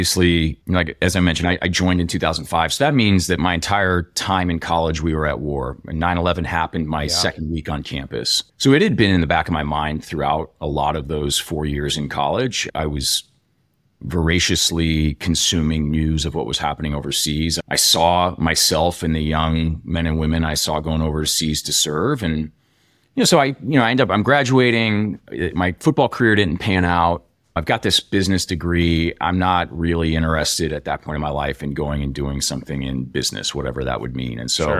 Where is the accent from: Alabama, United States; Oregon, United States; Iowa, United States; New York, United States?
Iowa, United States; also born or lived in Nebraska / Texas / Europe / Illinois; So I was born in Nebraska. We moved to Texas. We lived in Europe for a few years, Illinois. We ended up settling in Iowa for junior high and high school for me